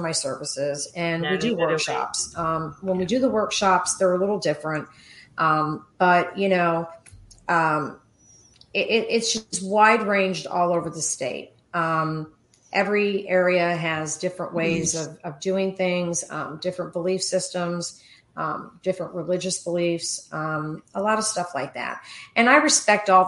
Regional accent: Miami, Florida, United States; also born or lived in Rome, New York; I was raised in Miami. So I came to Florida at 4 years old

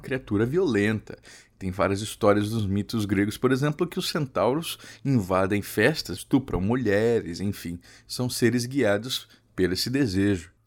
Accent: Mato Grosso do Sul, Brazil; Eu sou de Mato Grosso do Sul

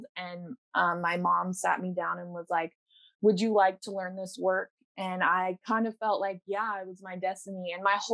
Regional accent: Colorado, United States; also born or lived in Council Bluffs, Iowa; now in Southern Oregon, United States; I was born in Iowa, Council Bluffs, Iowa, but I was raised in Colorado.

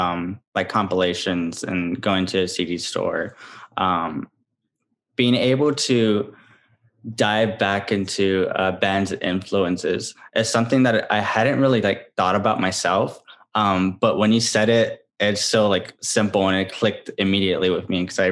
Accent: San Antonio, Texas, United States; I grew up in San Antonio

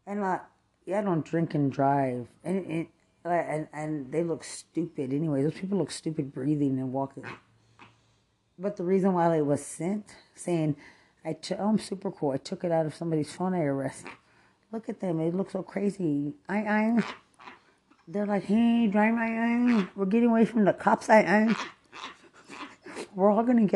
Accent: Lubbock, Texas, United States; moved away; also born or lived in San Antonio, Texas; I'm not from Bexar County. I'm from Lubbock, Texas

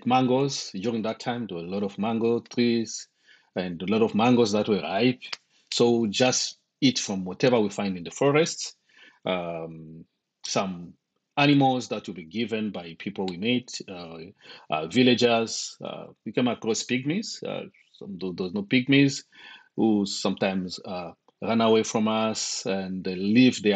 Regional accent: DR Congo; also born or lived in Zambia / Zimbabwe; now in United States; I'm originally from the Congo, Democratic Republic of Congo. Currently living in the United States and lived in Zimbabwe for two decades.

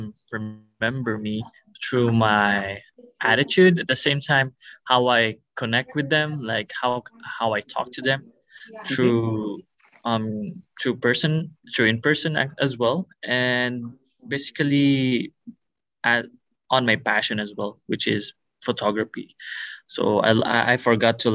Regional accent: Philippines; now in Kauai, United States; I'm from the Philippines

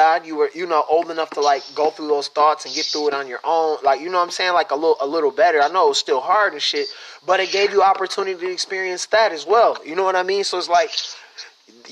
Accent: Michigan, United States; I'm from Michigan

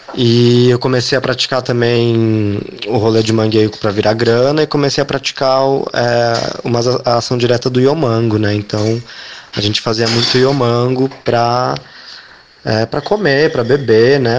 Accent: São Paulo, Brazil; moved away; eu sou de São Paulo, ou eu era de São Paulo, né? É, eu cresci na Zona Oeste, na Vila Madalena

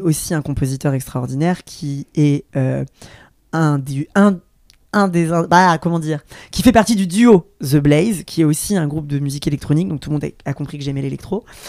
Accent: France; j'ai grandi derrière la Cité Jardin

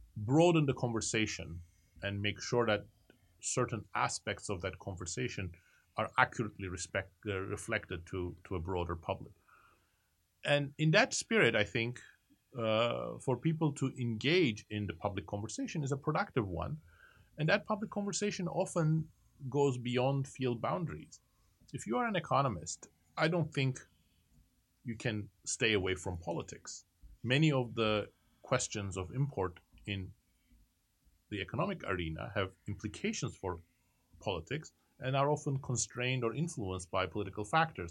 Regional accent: Turkey; moved away; I was growing up in Turkey at the time

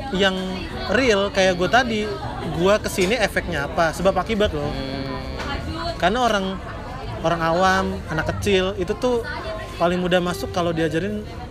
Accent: Bekasi, West Java, Indonesia; moved away as an adult; also born or lived in Jakarta; now in Yogyakarta, Indonesia; gue orang Bekasi

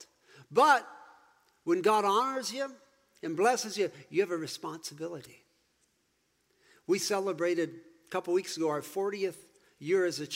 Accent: Alexandria, Minnesota, United States; also born or lived in Fort Worth, Texas; now in Fergus Falls, United States; I grew up in Alexandria, and both my parents were alcoholics.

